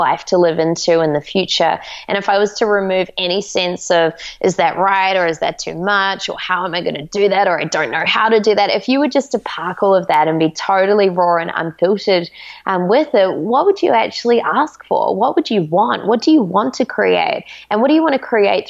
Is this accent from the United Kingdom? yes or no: no; New Zealand; we're actually from New Zealand